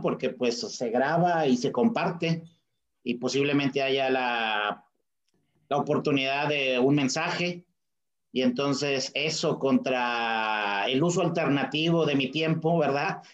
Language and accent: Spanish; Monterrey, Nuevo León, Mexico; soy un regiomontano muy orgulloso